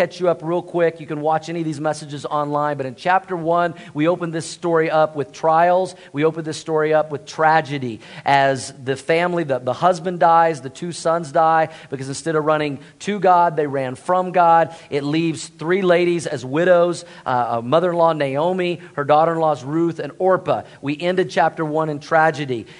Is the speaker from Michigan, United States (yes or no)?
no; Tulsa, Oklahoma, United States; moved away; I grew up in Tulsa, Oklahoma